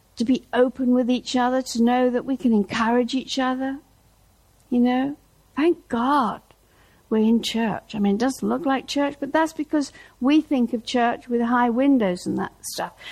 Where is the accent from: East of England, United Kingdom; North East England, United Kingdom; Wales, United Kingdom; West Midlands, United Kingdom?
East of England, United Kingdom; Norwich; moved away; Norwich, my hometown